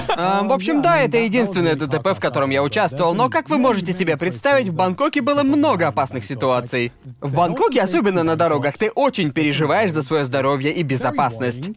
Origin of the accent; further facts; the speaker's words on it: Brighton, South East England, United Kingdom; moved away as an adult; also born or lived in London / Bangkok; я вырос в Брайтоне